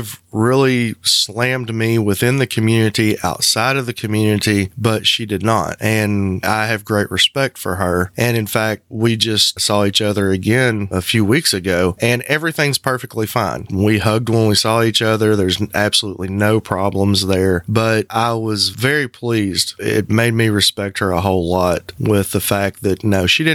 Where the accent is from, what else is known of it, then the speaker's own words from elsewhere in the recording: the Bible Belt, the South, United States; moved away; The community being that small and being a southern community in the Bible Belt